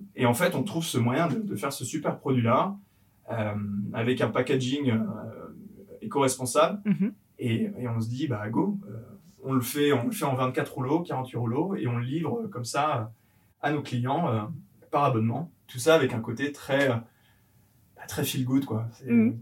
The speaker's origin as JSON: {"language": "French", "area": "a small village in Yvelines", "region": "Île-de-France", "country": "France", "tie": "born or raised there", "said": "je suis originaire de d'Avron, c'est un petit village perdu au milieu des Yvelines où j'ai grandi avec, euh, avec donc, euh, ma famille"}